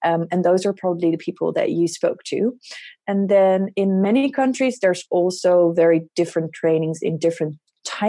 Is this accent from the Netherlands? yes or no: yes; Netherlands; I am a psychiatrist from the Netherlands.